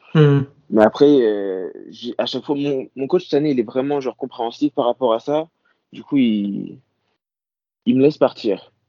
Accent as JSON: {"language": "French", "region": "Normandy", "country": "France", "moved": "yes", "lives_now": "United States", "said": "je suis, toujours le petit français qui vient de Normandie"}